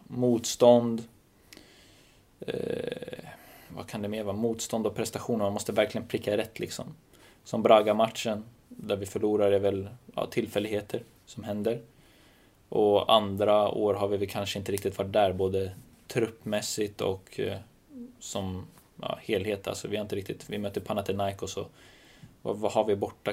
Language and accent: Swedish; Stockholm, Stockholm County, Sweden; Jag är från södra Stockholm, verkligen.